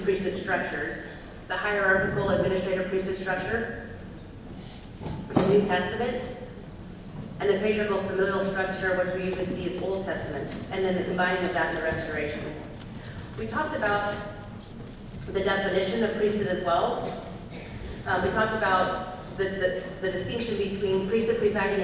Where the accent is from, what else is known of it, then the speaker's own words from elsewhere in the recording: Salem, Oregon, United States; I'm from Salem, Oregon.